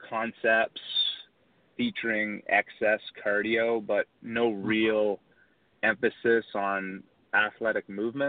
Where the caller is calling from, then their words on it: Charlotte, North Carolina, United States; I'm calling from beautiful Charlotte, North Carolina.